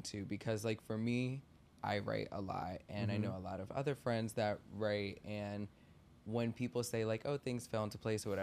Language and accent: English; Maryland, United States; I'm from the suburbs originally. I'm from Maryland, so like 20 minutes away from DC